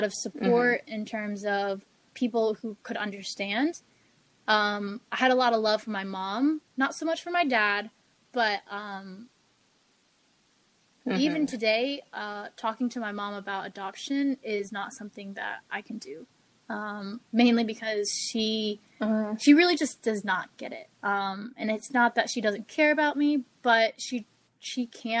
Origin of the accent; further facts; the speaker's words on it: the South, United States; moved away as an adult; also born or lived in China; now in Florida, United States; I grew up from the South, we have this type of over-encompassing culture